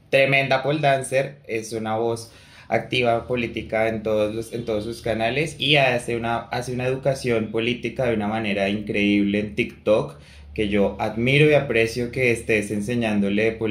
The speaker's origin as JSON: {"language": "Spanish", "country": "Colombia", "said": "Mario y yo somos personas que vivimos en Colombia, somos dos colombianos"}